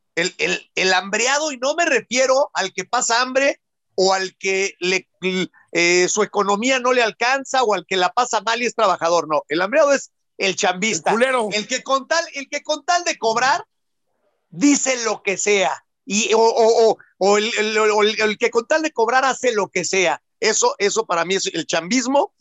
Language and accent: Spanish; Mexico